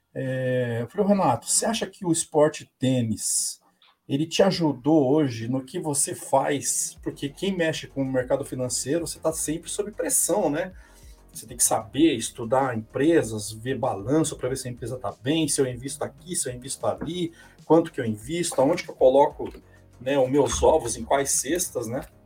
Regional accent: Paraná, Brazil; now in São Paulo, Brazil; Eu sou do Paraná, uhum. moro aqui hoje, eu tô em São Paulo, mas eu sou um paranaense

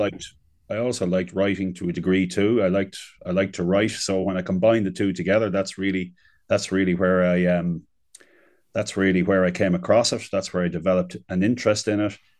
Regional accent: Navan, Leinster, Ireland; I'm from, just outside, I'm from Navan.

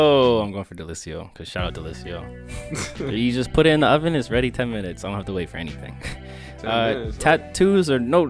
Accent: India; I'm Indian, so I'm definitely going with baseball.

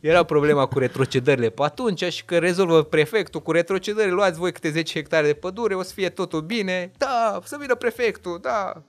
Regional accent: Moldavia, Romania; eu sunt de la Moldova, de acolo sunt ca și ei.

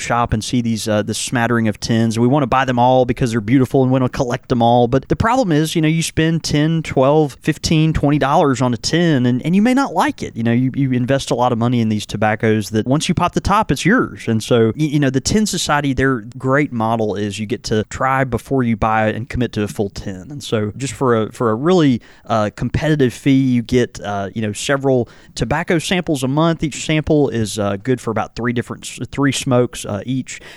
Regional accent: the South, United States; accent: thick Southern

